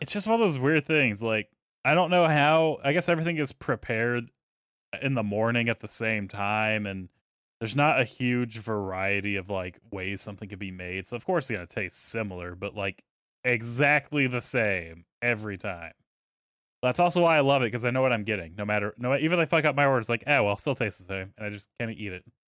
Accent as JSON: {"language": "English", "region": "the South", "country": "United States", "said": "I'm from the South"}